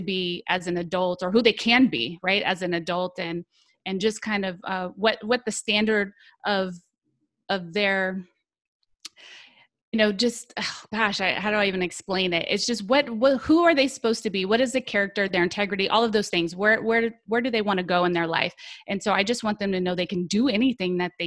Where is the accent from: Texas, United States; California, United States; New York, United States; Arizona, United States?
California, United States; now in Florida, United States; I'm originally born and raised in California